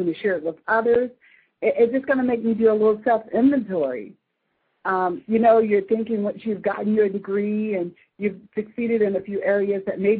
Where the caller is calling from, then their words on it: Charleston, United States; I'm calling from Charleston.